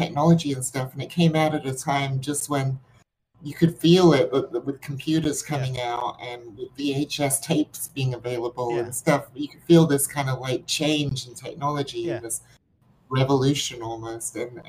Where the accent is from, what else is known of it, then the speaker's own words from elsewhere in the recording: England, United Kingdom; also born or lived in Middle East; growing up so far away from where movies have traditionally been made in Hollywood, you know, growing up in the Middle East and growing up in England